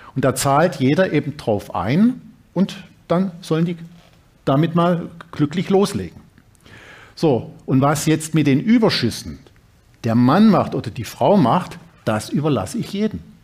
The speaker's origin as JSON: {"language": "German", "town": "Dresden", "region": "Saxony", "country": "Germany", "tie": "born or raised there", "also_born_or_lived": "Reutlingen / Bremen / Berlin", "moved": "yes", "said": "in Dresden, meiner Heimatstadt"}